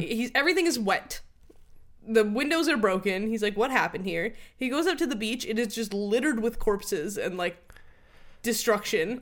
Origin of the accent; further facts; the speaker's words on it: United States; as an American